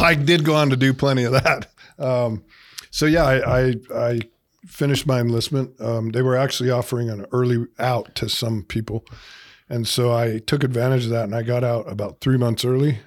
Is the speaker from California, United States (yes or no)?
no; Delta, Utah, United States; grew up in Delta, uh, you know, small town in Utah